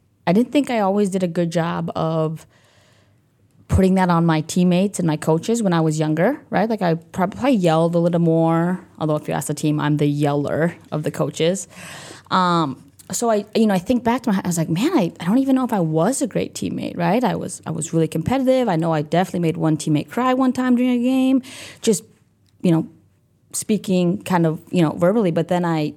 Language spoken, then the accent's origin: English; Deer River, Minnesota, United States; I grew up in Deer River, Minnesota, small school